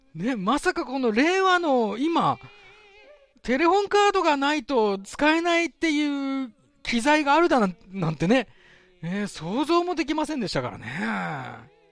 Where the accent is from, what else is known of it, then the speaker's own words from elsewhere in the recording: Sapporo, Hokkaido, Japan; 私の実家がある、手稲区